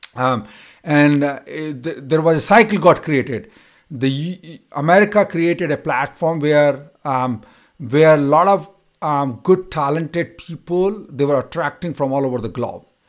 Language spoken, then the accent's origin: English; India; moved away as an adult; now in United States; from my college to my hometown, it used to take me six to seven hours to travel